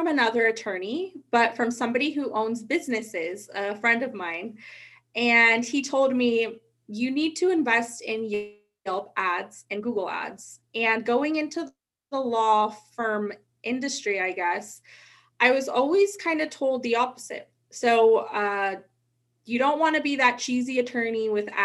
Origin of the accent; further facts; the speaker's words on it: Sacramento, California, United States; I'm from Sacramento.